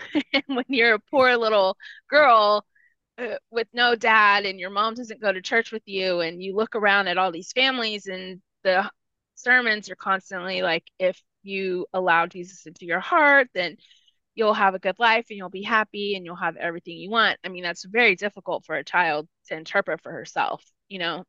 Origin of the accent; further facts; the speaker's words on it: 30 minutes from San Antonio, Texas, United States; first language Spanish; English is a second language; San Antonio, which was 30 minutes from my hometown